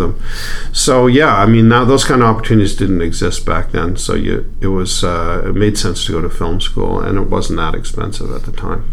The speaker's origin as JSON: {"language": "English", "town": "Edmonton", "region": "Alberta", "country": "Canada", "tie": "born or raised there", "also_born_or_lived": "Hollywood", "moved": "as an adult", "said": "I grew up here in Edmonton"}